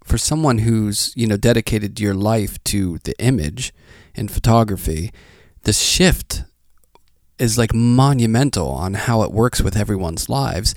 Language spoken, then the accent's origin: English; Pittsburgh, Pennsylvania, United States; I'm from Pittsburgh